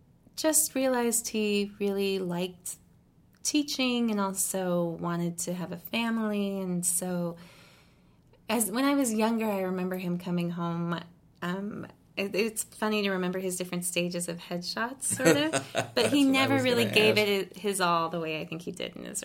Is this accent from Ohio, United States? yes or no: no; Los Angeles, California, United States; born there; Yeah, I was born in Los Angeles here. Actually, my family, I always get a little tripped up when I say this because I want to say one of the original families of L.A., but original white families of Los Angeles.